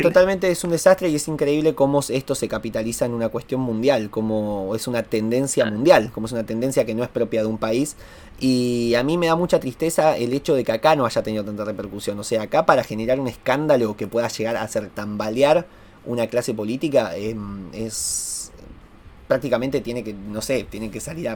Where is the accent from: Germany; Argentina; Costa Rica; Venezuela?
Argentina; Acá en Argentina